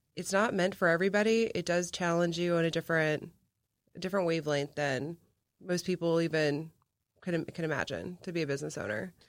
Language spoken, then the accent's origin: English; McAllen, Texas, United States; my hometown of McAllen